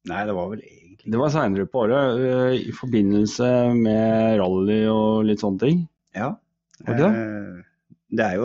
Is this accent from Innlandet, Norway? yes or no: yes; Koppang, Innlandet, Norway; also born or lived in Drammen; Jeg er født i Drammen, oppvokst på Koppang